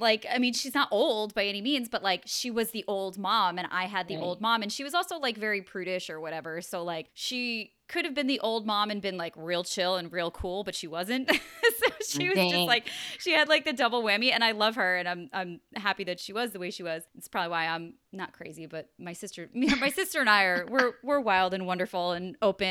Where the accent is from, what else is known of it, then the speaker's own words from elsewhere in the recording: New York, United States; I grew up in New York and I don't know if I don't think it's necessarily a New York LA thing